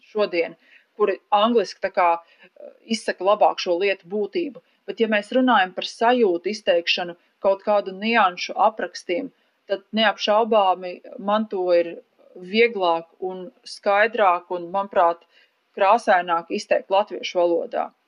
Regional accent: Latvia; first language Latvian; latviešu valoda ir mana dzimtā valoda

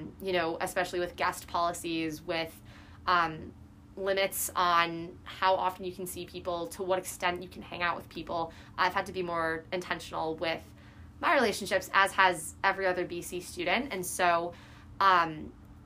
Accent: Chicago, Illinois, United States; moved away as an adult; now in Boston, United States; I'm from the Midwest, and Chicago specifically, our winters are very brutal.

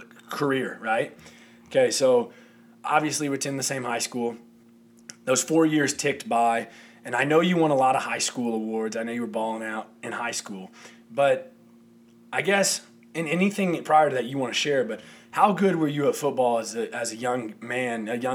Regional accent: St. Joseph, Missouri, United States; I'm from St. Joseph, Missouri, just north of Kansas City.

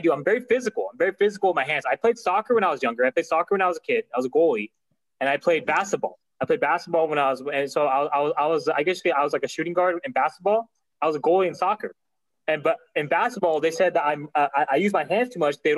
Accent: California, United States; I'm from California, but my parents are from Pakistan. So I'm Pakistani descent. Pakistani American

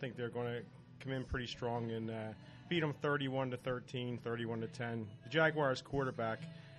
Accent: New Jersey, United States; I'm from South Jersey, which is still part of Philly, but it's South Jersey.

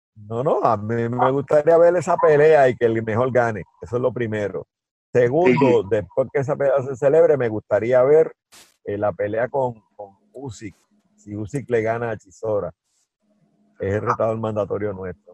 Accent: Guaynabo, Puerto Rico; que es mi pueblo natal, que se llama Guaynabo

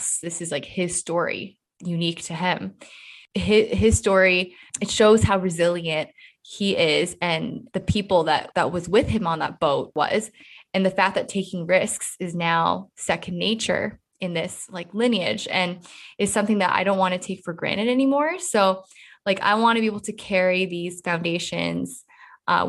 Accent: Canada; we grow up in like a multicultural mosaic

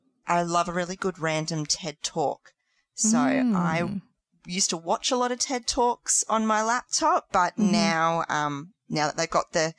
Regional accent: Gold Coast, Queensland, Australia; I am a Gold Coaster in Queensland.

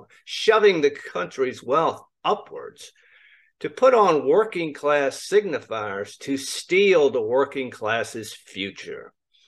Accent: the South, United States; As a Southerner

